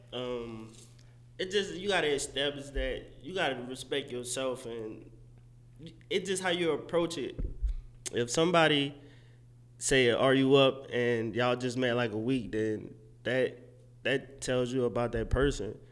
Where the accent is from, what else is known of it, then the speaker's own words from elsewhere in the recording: New Orleans, Louisiana, United States; moved away as an adult; also born or lived in Mississippi; now in Dallas, United States; I'm originally from New Orleans, born and raised